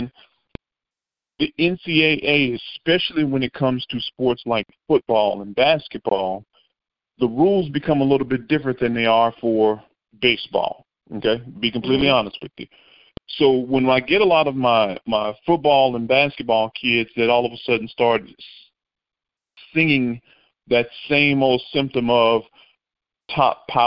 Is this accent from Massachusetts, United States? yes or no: no; Monroe, Louisiana, United States; as a young man growing up in Monroe, Louisiana